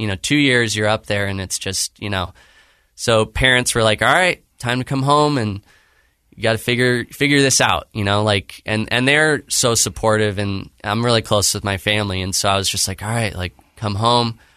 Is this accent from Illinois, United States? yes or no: no; Claremont, California, United States; California, so Southern California. uh, in Claremont, California